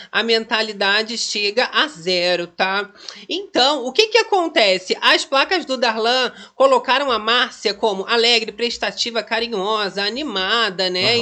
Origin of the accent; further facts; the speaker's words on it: Rio de Janeiro, Brazil; aqui a gente é carioca